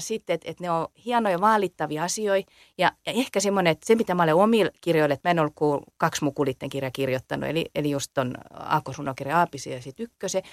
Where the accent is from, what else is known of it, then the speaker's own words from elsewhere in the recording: Salo, Southwest Finland, Finland; accent: Salo dialect; mä puhun Salomurttelta